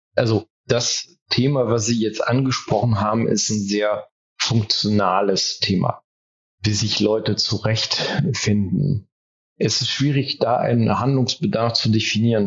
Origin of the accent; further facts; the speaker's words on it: France; first language German and French (bilingual); moved away as an adult; now in Germany; Ich bin in Frankreich groß geworden und ich bin im zweisprachigen Kontext aufgewachsen